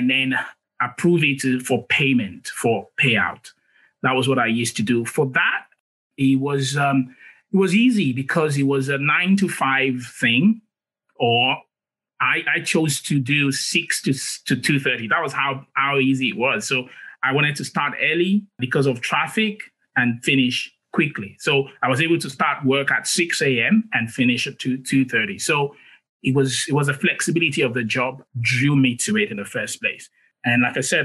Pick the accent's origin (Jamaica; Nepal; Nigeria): Nigeria; moved away as an adult; also born or lived in United Kingdom / Australia; now in Canada; I was born in Africa, in Nigeria specifically. Did my first degree there